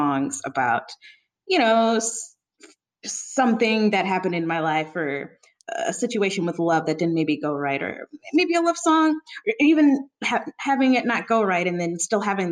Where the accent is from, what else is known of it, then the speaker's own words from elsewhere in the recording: St. Louis, Missouri, United States; moved away as an adult; also born or lived in Columbia, Missouri; now in Philadelphia, United States; I'm from Missouri, St. Louis, and then I moved to Columbia, Missouri for the last couple of years